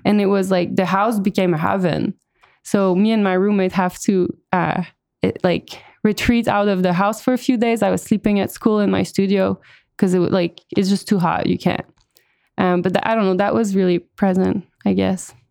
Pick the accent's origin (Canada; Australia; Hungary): Canada; Montreal, Quebec; moved away as an adult; now in Austin, United States; I'm from Montreal initially, Uh, but I'm now based in Austin, Texas